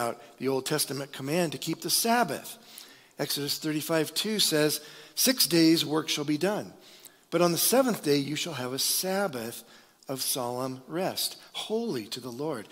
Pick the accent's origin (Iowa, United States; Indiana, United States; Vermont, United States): Iowa, United States; I'm from Iowa